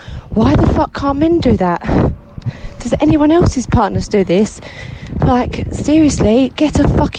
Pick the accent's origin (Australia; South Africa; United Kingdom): United Kingdom; I'm from South East London / Kent, wherever you'd like to place it.